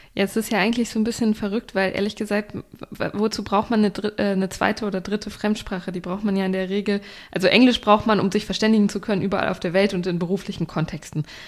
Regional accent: Germany; als Deutscher

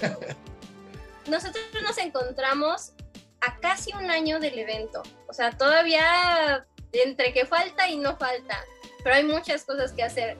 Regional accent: Mexico; lo que somos los mexicanos

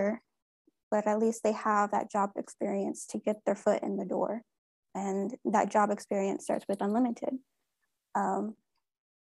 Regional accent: Texas, United States; here in my home state of Texas

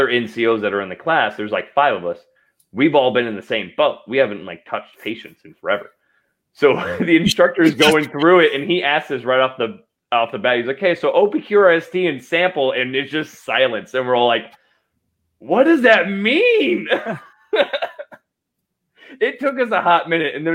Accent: Idaho, United States; growing up in Idaho

